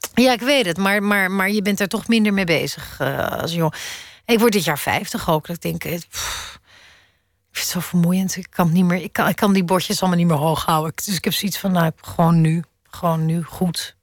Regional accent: Netherlands; moved away as an adult; also born or lived in Amsterdam; now in Brussels, Belgium; als Nederlander

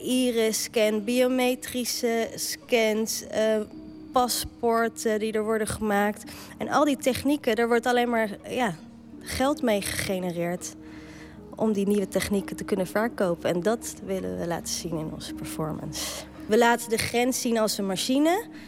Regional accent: The Hague, South Holland, Netherlands; accent: Haags; ik ben natuurlijk gewoon geboren en getogen in Den Haag en dat hoor je ook wel

